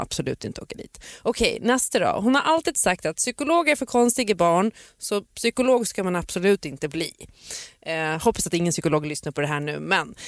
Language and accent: Swedish; Gotland, Sweden; min barndom på Gotland